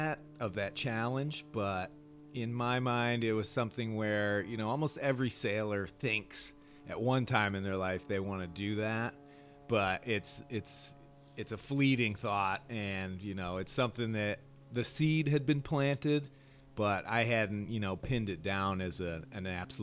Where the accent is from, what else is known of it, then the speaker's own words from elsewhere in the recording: Michigan, United States; Well, so yeah, growing up there, obviously you're surrounded by water. You've got the Great Lakes, and then we lived very close to an inland lake called Walloon Lake